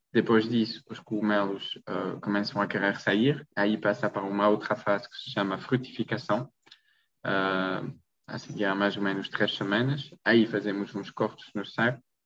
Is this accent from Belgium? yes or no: yes; Belgium; Portuguese is a second language; moved away as an adult; also born or lived in Maastricht, Netherlands; now in Portugal; sou da Bélgica, não sou português